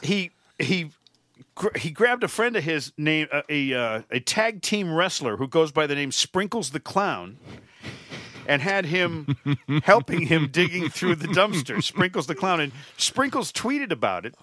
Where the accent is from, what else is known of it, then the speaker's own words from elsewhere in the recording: Connecticut, United States; Connecticut, my home state